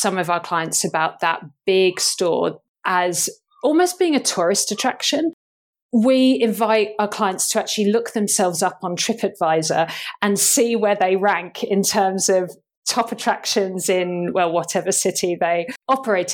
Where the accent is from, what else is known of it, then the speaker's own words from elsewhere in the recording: United Kingdom; I'm thoroughly British